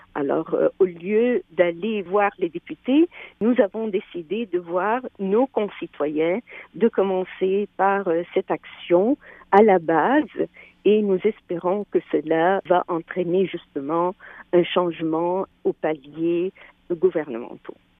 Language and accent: French; Quebec, Canada; nous sommes des Québécois, des Québécoises